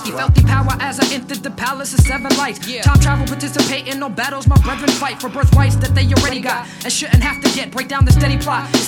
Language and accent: English; Brooklyn, New York, United States; as a kid growing up in Brooklyn, my pops was a DJ.